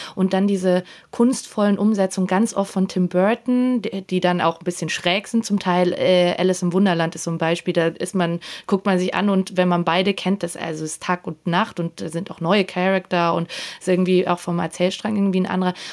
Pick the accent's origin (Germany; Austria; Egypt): Austria; ich als Österreicherin